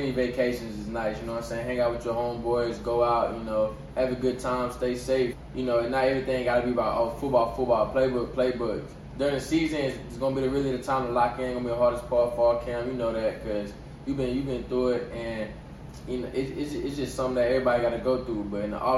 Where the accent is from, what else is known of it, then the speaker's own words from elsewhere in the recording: McKinney, Texas, United States; moved away; growing up in McKinney, it was a great time out there.